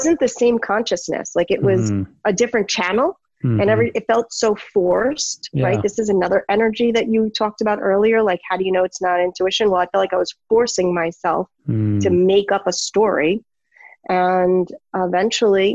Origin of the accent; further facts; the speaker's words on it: New York City, New York, United States; I'm from New York City